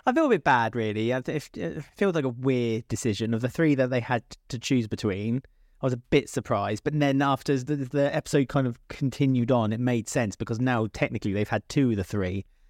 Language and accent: English; United Kingdom; as a British person